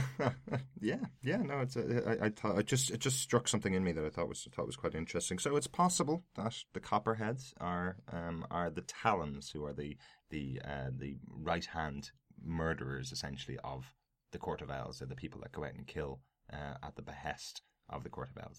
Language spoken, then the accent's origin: English; Ireland; as we'd say in Ireland